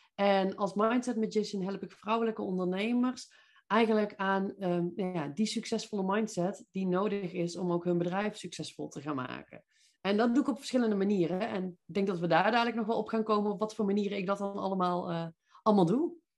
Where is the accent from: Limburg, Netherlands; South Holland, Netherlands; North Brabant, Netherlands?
North Brabant, Netherlands; Veldhoven; accent: Brabant; moved away as an adult; also born or lived in Eindhoven; now in Nijmegen, Netherlands; Zoals je misschien kunt horen, kom ik hier origineel niet vandaan, maar van iets zuidelijker. Ik ben eh, ja, echt een Brabantse. Ik kom uit Veldhoven bij Eindhoven.